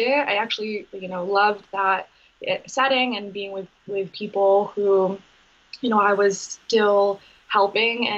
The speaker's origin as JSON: {"language": "English", "region": "Maine", "country": "United States", "tie": "born or raised there", "also_born_or_lived": "Massachusetts", "said": "growing up in Maine"}